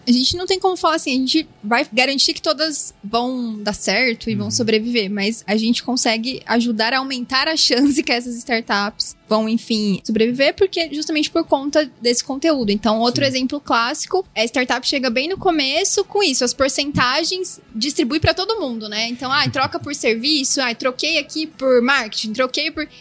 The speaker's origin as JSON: {"language": "Portuguese", "town": "Araraquara", "region": "São Paulo", "country": "Brazil", "tie": "born or raised there", "also_born_or_lived": "São Carlos", "said": "Eu nasci em Araraquara, está próximo de Ribeirão, então a gente vive muito esse eixo do agro"}